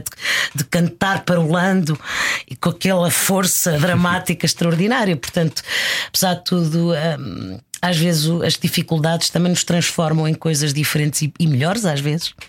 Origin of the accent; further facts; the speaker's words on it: Lisbon, Portugal; also born or lived in Mozambique; nasci em Moçambique, vim com dois aninhos e fomos viver para o, para o bairro da Graça.